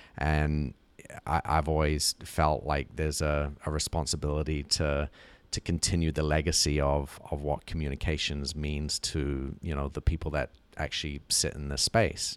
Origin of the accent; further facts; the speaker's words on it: New Zealand; moved away; growing up in New Zealand